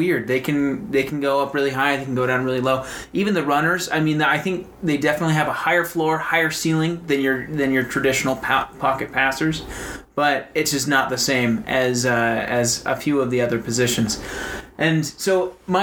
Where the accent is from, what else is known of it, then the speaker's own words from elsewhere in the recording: Kansas City, Missouri, United States; I grew up in Kansas City